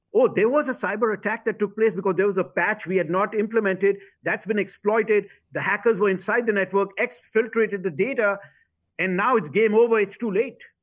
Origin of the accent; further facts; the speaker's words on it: India; also born or lived in Dubai, United Arab Emirates / South Carolina, United States; now in United States; I was born in India and, uh, did my high school in the Middle East, in Dubai, United Arab Emirates